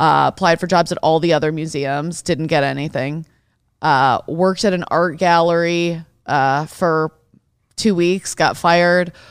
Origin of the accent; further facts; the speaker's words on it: Detroit, Michigan, United States; I grew up in Detroit